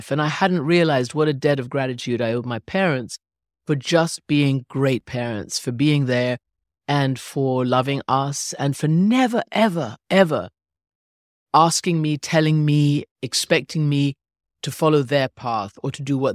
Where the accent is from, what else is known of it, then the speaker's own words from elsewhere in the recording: England, United Kingdom; born there; Yes, so I was born in England. My mother is English. My father was Iranian